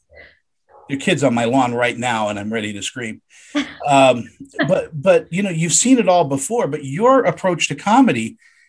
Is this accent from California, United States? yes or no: yes; Los Angeles, California, United States; also born or lived in San Diego; I grew up in Los Angeles